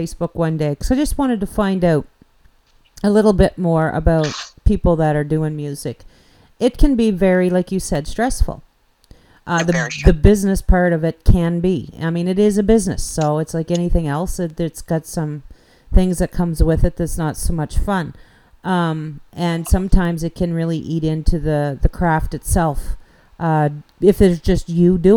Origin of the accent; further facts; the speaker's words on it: New Brunswick, Canada; accent: New Brunswick slang; first language English; I'm just from New Brunswick